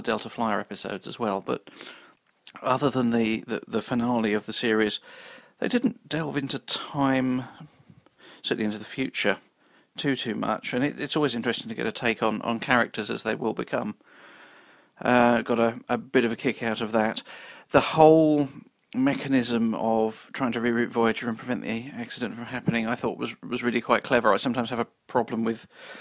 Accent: United Kingdom; I'm British and therefore, by definition, grew up on a diet of Doctor Who and time travel

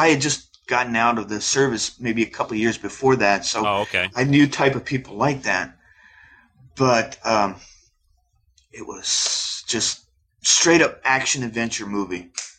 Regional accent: Louisiana, United States; now in Portland, United States; It used to be reruns on regular TV back home. I'm from Louisiana.

